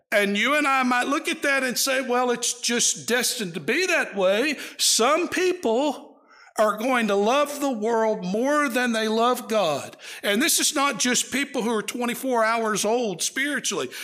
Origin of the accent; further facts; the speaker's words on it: East Texas, United States; where I grew up in East Texas